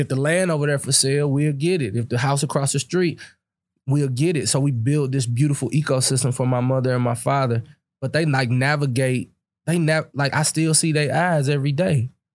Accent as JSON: {"language": "English", "town": "Berkeley", "region": "Missouri", "country": "United States", "tie": "born or raised there", "said": "I grew up in Berkeley, Missouri, where the median income was seventeen thousand dollars"}